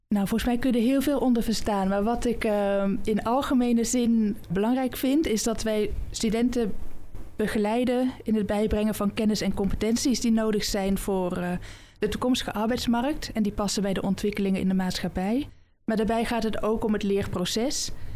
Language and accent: Dutch; Oosterhout, North Brabant, Netherlands; also born or lived in Nijmegen; now in Amsterdam, Netherlands; geboren en opgegroeid in Oosterhout, nabij Breda